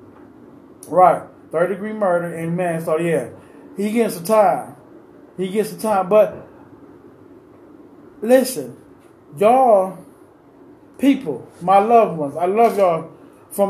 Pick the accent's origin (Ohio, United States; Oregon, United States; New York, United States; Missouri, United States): Ohio, United States; Cleveland; I'm from Cleveland